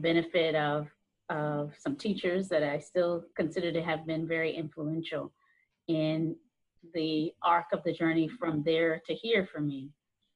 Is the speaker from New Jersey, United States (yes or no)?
no; Hampton, Virginia, United States; also born or lived in North Carolina; growing up in Hampton, having been born in North Carolina